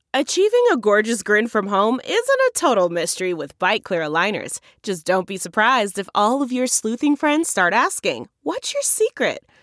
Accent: Chicago, Illinois, United States; I'm from Chicago

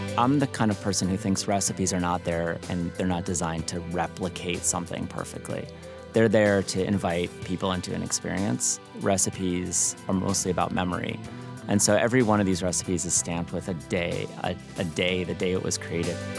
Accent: New Haven, Connecticut, United States; moved away as an adult; now in Chicago, United States; I'm not from Chicago, but I've lived there for thirty years. I'm actually from New Haven

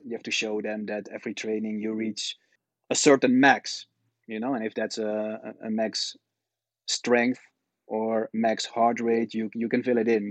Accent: Netherlands; moved away as an adult; also born or lived in China; I'm born and raised in the Netherlands

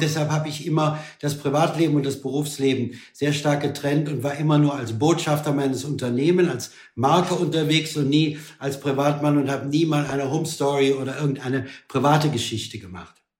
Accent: Germany; wir als Deutsche

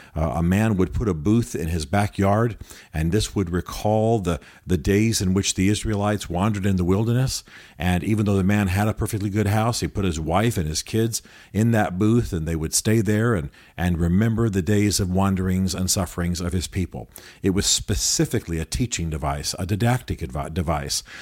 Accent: United States; as modern Americans

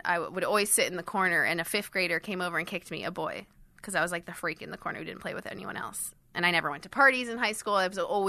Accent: Miami, Florida, United States; also born or lived in London / Switzerland; So I'm from Switzerland, and I grew up in Miami and London.

